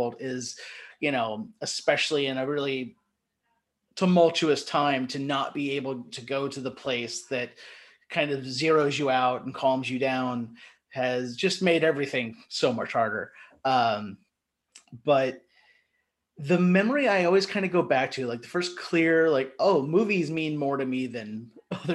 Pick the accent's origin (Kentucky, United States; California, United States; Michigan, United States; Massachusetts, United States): Kentucky, United States; Erlanger; growing up in Northern Kentucky